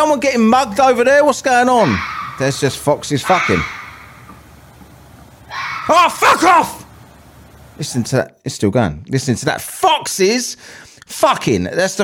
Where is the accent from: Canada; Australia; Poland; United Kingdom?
United Kingdom; England; I'm from England